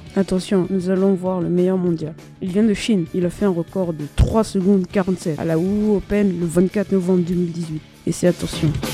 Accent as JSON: {"language": "French", "country": "Réunion", "said": "je viens de La Réunion"}